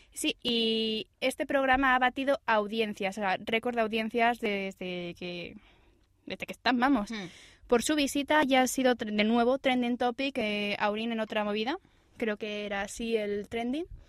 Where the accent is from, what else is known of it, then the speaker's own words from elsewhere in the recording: Asturias, Spain; moved away; yo como soy buena asturiana